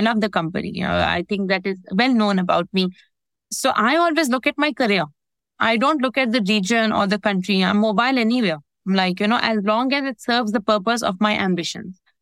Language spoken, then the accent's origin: English; Pakistan; moved away as an adult; now in United Arab Emirates; in pakistan which is my home country